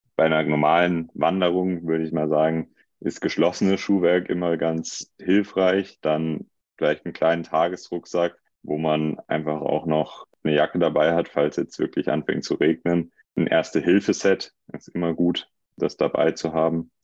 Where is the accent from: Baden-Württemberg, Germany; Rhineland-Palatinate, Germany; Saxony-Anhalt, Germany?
Baden-Württemberg, Germany; Hinterzarten; ich komme aus Hinterzarten